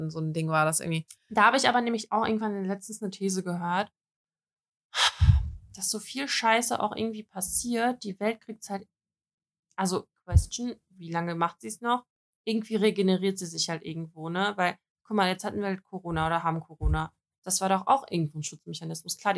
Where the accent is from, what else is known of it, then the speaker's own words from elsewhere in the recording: Russia; Ich so, also nee, ich bin Russin, aber ich habe einen deutschen Pass.